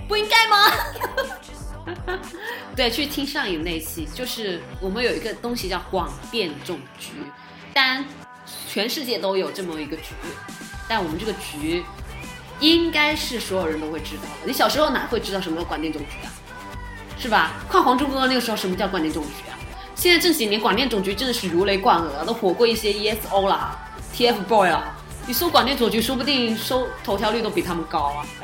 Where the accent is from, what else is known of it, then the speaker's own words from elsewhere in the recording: southern China, China; accent: southern; 我们南方孩子的口音